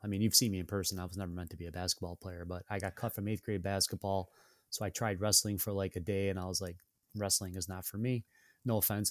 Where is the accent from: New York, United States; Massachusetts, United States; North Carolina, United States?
New York, United States; Syracuse; born and raised in Syracuse